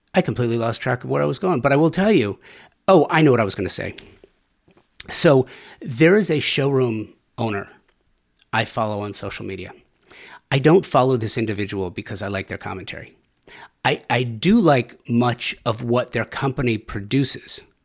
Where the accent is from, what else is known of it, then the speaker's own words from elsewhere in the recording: Southern California, United States; growing up in Southern California